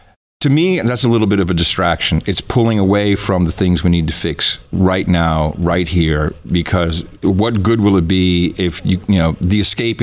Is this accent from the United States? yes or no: no; Netherlands; English is a second language; I grew up in the Netherlands, and I went over to play at friends' houses, and their grandmas had numbers on their arms.